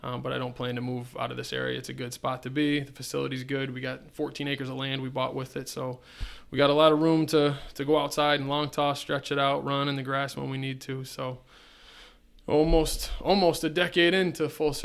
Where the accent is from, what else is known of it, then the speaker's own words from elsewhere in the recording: Eden, New York, United States; So I'm from Eden, New York. Originally went to high school at Eden